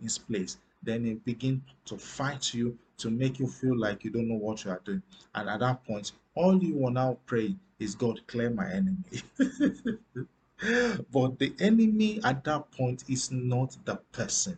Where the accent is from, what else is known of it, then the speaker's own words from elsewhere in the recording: Nigeria; I'm from Africa. I still live in Africa, in Nigeria precisely.